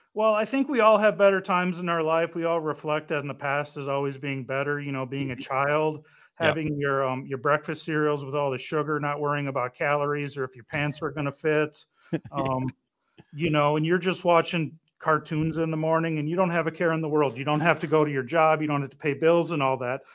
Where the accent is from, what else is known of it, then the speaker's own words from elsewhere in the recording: Detroit, Michigan, United States; I'm from Detroit